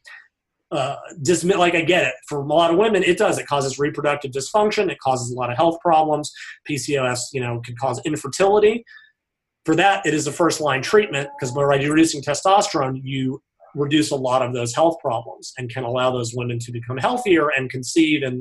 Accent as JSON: {"language": "English", "country": "United States", "said": "I'm an American"}